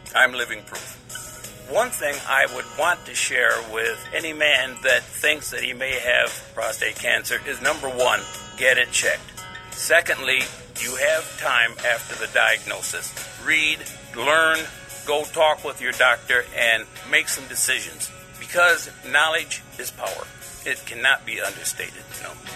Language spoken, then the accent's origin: English; Ohio, United States; I grew up in the beautiful rural countryside of Ohio